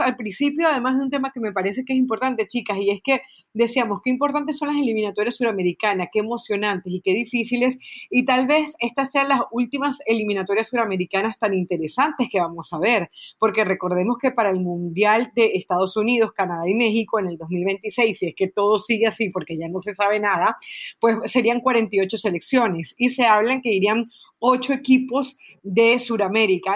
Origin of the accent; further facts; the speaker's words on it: Venezuela; creciendo en Venezuela, que es el país donde nací